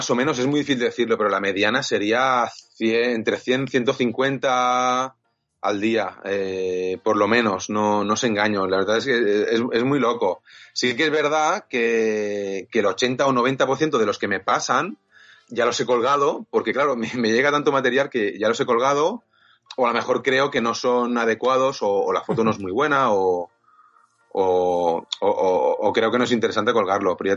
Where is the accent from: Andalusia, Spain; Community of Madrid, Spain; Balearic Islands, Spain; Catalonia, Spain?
Catalonia, Spain; Viladecans; Yo soy de Vila de cans en de hay, hay muchos que empiezan por Vila, lo que sea, Vila Flos, Vila Fincas.